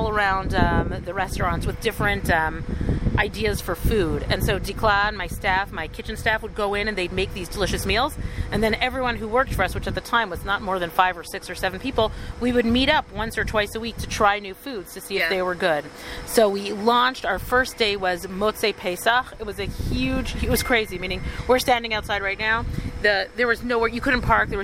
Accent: Toronto, Ontario, Canada; moved away as an adult; also born or lived in Ottawa, Canada / Jerusalem, Israel; now in Alon Shvut, Israel; I was born actually in Ottawa, Canada. Little known fact about me because we moved very quickly. I grew up in Toronto.

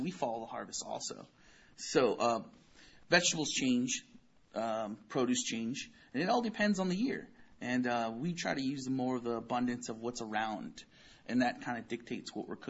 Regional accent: Oxnard, California, United States; I'm from Oxnard, born and raised in Oxnard, third generation, actually.

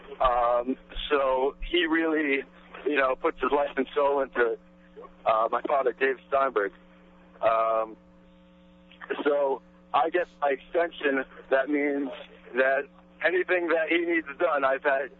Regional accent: New York City, New York, United States; also born or lived in Jerusalem; I'm from Queens originally. Lived in Jerusalem for a few years

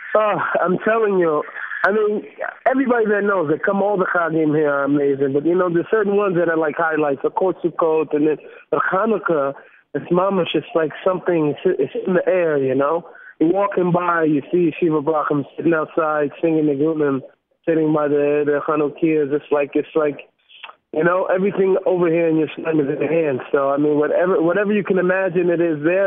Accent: Seattle, Washington, United States; I'm from Seattle

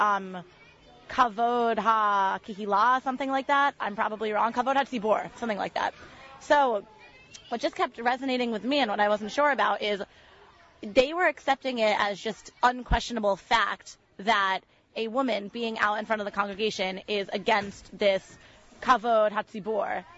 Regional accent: West Hartford, Connecticut, United States; I'm from West Hartford, Connecticut

